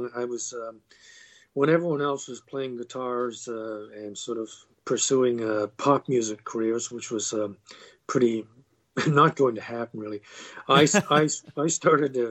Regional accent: Canada; also born or lived in London, England; I was born in London, England, moved to Canada when I was very young, and I've been here ever since

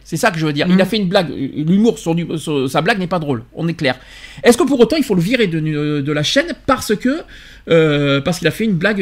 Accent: France; chez nous en France

